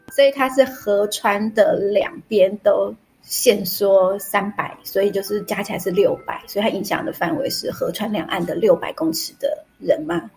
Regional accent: Taiwan; 我们台湾人

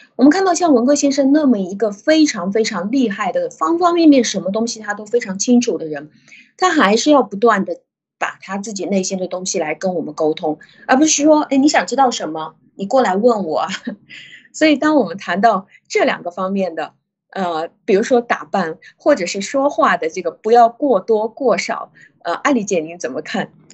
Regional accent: China; 因为我们的这个国家和其他的地方比起来，我们就是属于从小就生活在一个非黑即白的社会环境里面

